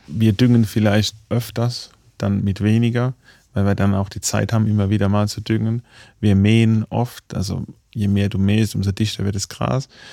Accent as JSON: {"language": "German", "region": "Baden-Württemberg", "country": "Germany", "moved": "yes", "lives_now": "Munich, Germany", "said": "ich komme zwar aus dem Badischen"}